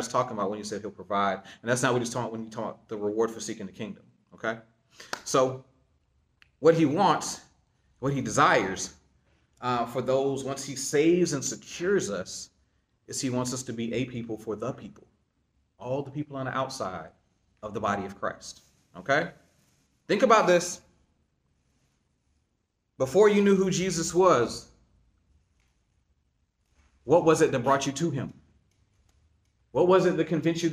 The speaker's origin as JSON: {"language": "English", "region": "Eastern North Carolina", "country": "United States", "moved": "as an adult", "lives_now": "Jacksonville, United States", "said": "I'm from Eastern North Carolina"}